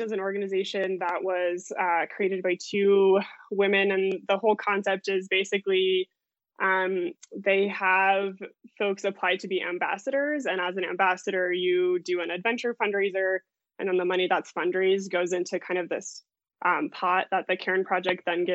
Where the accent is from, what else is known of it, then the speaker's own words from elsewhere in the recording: Lakewood, Colorado, United States; also born or lived in Denver, Colorado; I grew up in Lakewood, which is just, you know, maybe 20 minutes west from Denver